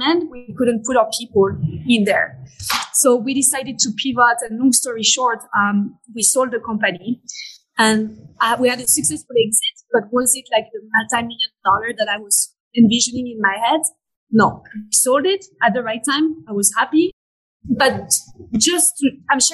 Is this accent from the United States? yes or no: no; Paris, Île-de-France, France; accent: French; English is a second language; moved away; I'm French. I was born and raised in France. This is why you can hear the French accent